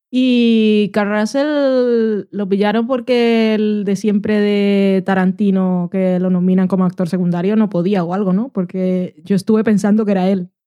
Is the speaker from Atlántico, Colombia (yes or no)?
yes; Barranquilla, Atlántico, Colombia; now in Spain; Yo nací en Barranquilla, país caribeño